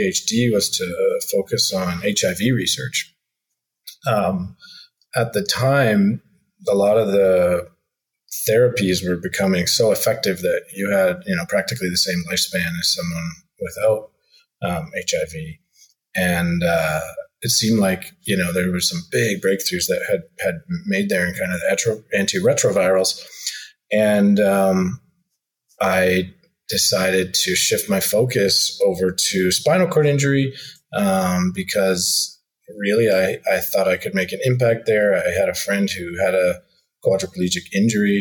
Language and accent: English; southern Ontario, Canada; now in Calgary, Canada; I grew up in a very rural community, actually, in southern Ontario